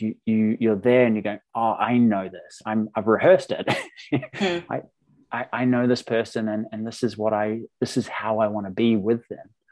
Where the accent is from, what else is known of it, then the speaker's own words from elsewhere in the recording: New Zealand; moved away; I'm from New Zealand originally